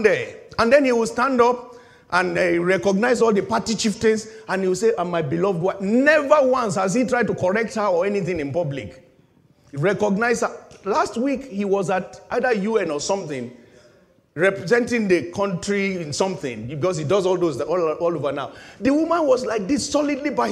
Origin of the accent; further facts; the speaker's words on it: Nigeria; moved away; In my home country